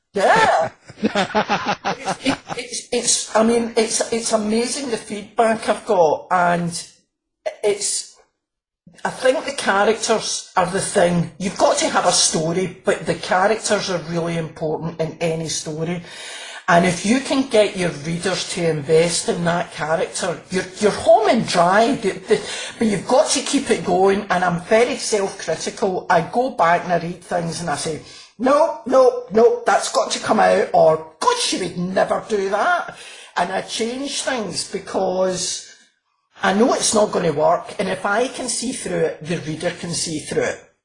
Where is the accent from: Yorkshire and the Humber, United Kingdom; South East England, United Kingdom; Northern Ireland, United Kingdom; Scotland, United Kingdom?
Scotland, United Kingdom; Glasgow; I'm from Glasgow